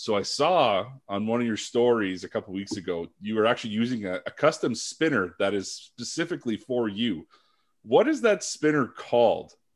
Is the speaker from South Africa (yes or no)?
no; Sudbury, Ontario, Canada; moved away as an adult; also born or lived in Ottawa / Vancouver; I come from Sudbury.